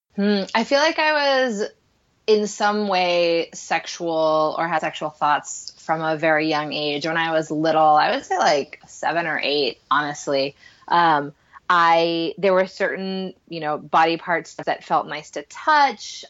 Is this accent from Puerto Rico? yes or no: yes; Puerto Rico; English is a second language; I grew up in Puerto Rico, so that wasn't our first language